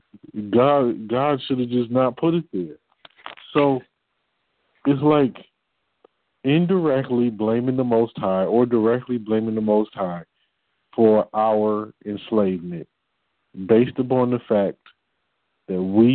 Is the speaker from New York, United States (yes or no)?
no; Detroit, Michigan, United States; I'm from Detroit